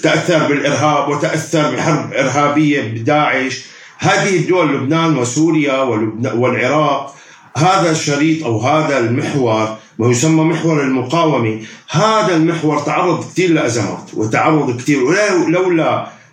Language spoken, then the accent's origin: Arabic; Syria; عندنا في سوريا